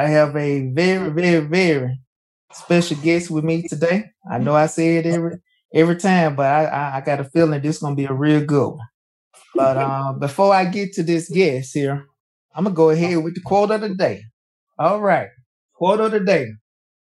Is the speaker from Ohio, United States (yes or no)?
no; Alabama, United States; I'm from Alabama